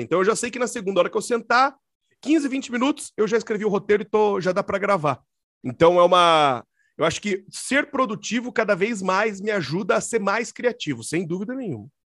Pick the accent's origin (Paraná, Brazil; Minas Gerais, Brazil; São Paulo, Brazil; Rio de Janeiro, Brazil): Paraná, Brazil; Curitiba; sou aqui de Curitiba